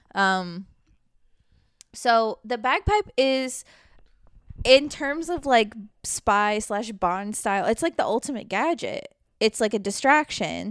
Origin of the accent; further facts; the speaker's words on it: the South, United States; I grew up in the South